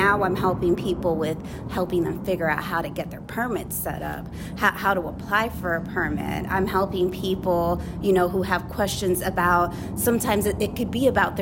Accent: Fairfax County, Virginia, United States; I am originally from Fairfax County.

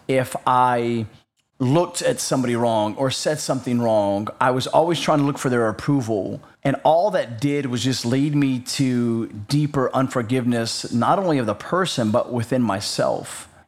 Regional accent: North Carolina, United States; We lived in North Carolina, which is, for clarification reasons, south of the Mason-Dixon line. So I am from the South.

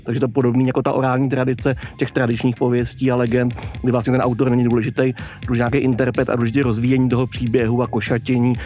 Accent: Prague, Czechia; kde jsem bydlel v dětství v Dejvicích

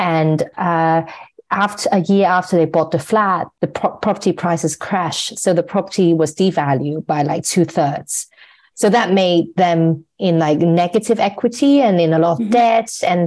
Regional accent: Hong Kong; I'm born and raised in Hong Kong

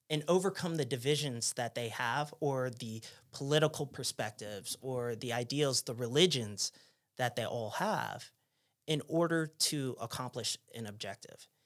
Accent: New Jersey, United States; born there; also born or lived in Pennsylvania; So, you know, I was born in New Jersey, then lived in Pennsylvania where it was Amish country.

